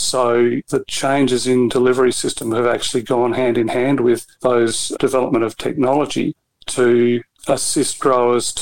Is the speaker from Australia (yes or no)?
yes; the Mallee, South Australia, Australia; I grew up in the Mallee, not far from the Riverland